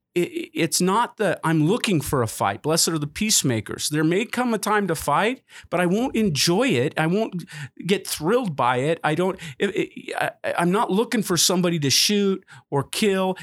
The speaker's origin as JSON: {"language": "English", "country": "United States", "said": "as an American"}